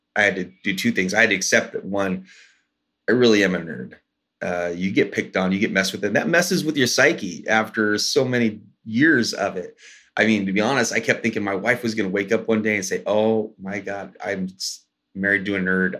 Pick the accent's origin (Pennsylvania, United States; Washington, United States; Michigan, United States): Washington, United States; I grew up here in Washington State. Uh, my tribe is the Port Gamble Squalone tribe. Our reservation's locally known as Little Boston